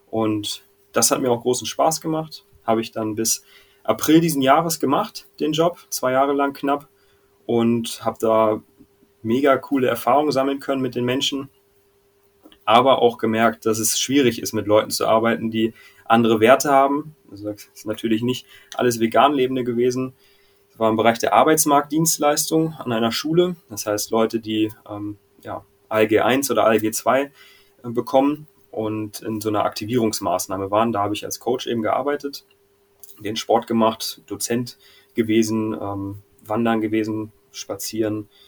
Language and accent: German; Hanover, Lower Saxony, Germany; Aus Hildesheim, aber ich komme ursprünglich aus Hannover und da kommt auch dieser Kumpel her.